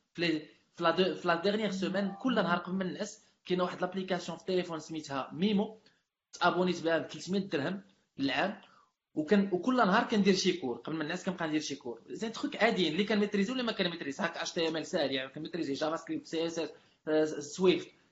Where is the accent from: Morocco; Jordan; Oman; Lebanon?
Morocco; moved away as an adult; now in Dubai, United Arab Emirates; احنا كاملين عز علينا المغرب